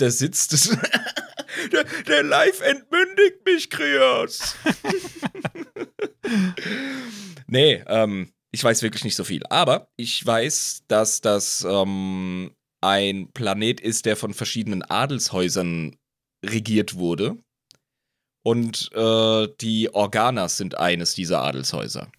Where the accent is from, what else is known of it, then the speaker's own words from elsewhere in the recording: Rhineland-Palatinate, Germany; now in Switzerland; Als Pfälzer